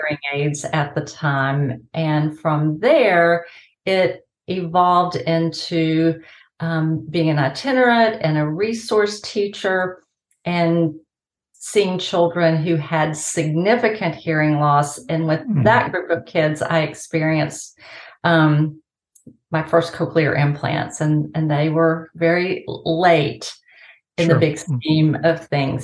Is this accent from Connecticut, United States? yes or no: no; High Point, North Carolina, United States; also born or lived in Boone, North Carolina; I was born there, but my parents and I moved away when I was only three, and I grew up in High Point, North Carolina